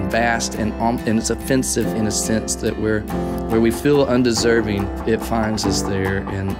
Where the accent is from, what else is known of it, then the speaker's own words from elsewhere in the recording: Texarkana, Texas, United States; Growing up in First Baptist Church, Texarkana, Texas